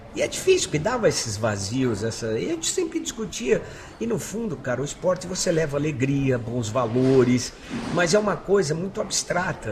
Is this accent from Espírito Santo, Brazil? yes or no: no; São Paulo, Brazil; also born or lived in Brás, São Paulo; nasci no Brado, morei na Moca minha vida